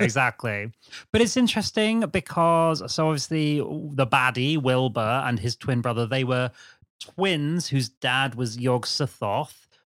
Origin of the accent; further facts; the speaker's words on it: Brighton, South East England, United Kingdom; I'm from Brighton.